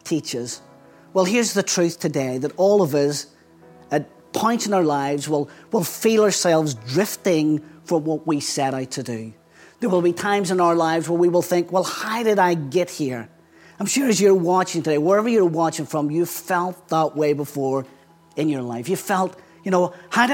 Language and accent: English; Belfast, Northern Ireland, United Kingdom; accent: Belfast; moved away as an adult; now in England; I still carry a very strong Belfast accent, which is where I grew up.